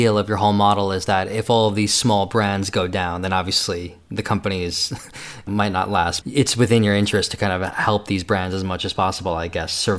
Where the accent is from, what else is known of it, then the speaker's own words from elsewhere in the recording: New York, United States; I'm from New York.